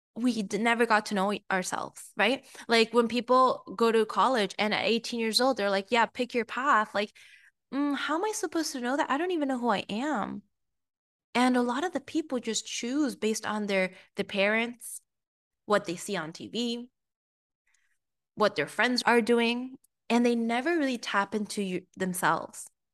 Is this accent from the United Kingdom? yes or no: no; Peru; moved away; also born or lived in United States; I am from Peru, so I'm very Hispanic as well